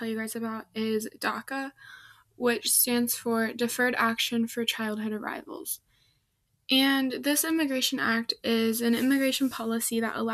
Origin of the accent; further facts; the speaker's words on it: Midwest, United States; I'm from the Midwest